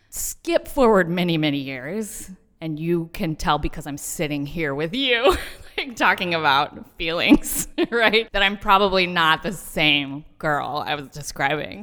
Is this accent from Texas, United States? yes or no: yes; Texas, United States; moved away; I grew up in Texas